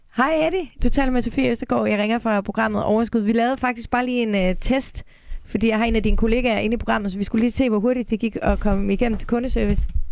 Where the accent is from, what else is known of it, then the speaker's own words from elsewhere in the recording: Denmark; jeg som dansker